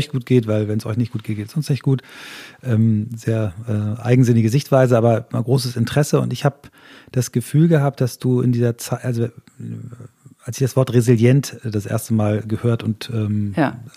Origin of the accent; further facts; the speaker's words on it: Flensburg, Schleswig-Holstein, Germany; born there; Ich, da bin ich, bin ich ein, auch geboren in Flensburg.